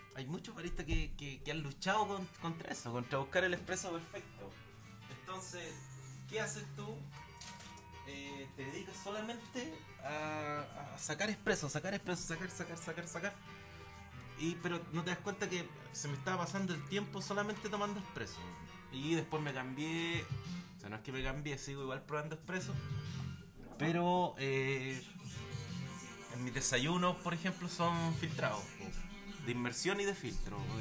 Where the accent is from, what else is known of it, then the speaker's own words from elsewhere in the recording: Valparaíso, Chile; soy de Valparaíso